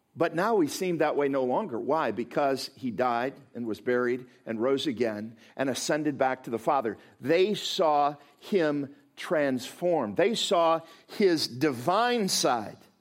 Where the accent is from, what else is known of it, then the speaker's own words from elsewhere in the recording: Midwest, United States; also born or lived in Chicago; I come from the Midwest